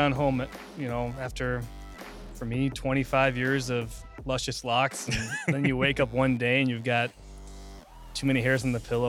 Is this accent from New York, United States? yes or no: no; Chicago, Illinois, United States; born there; I was born in Chicago, bounced around a little bit